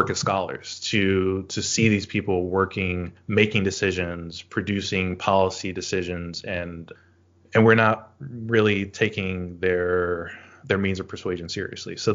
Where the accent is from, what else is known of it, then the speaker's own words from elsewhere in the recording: the South, United States; those are things that I know have influenced me historically growing up in the South, knowing that uh, there's this expectation of voting democratically, but also to act um, socially conservative.